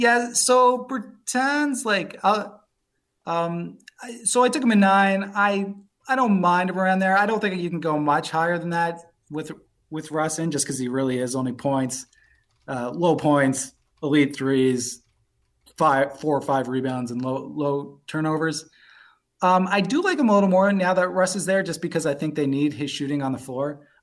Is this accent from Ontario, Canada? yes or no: yes; Toronto, Ontario, Canada; moved away; also born or lived in New York; I'm originally from Toronto. I lived in New York, just moved back to Toronto from because of COVID.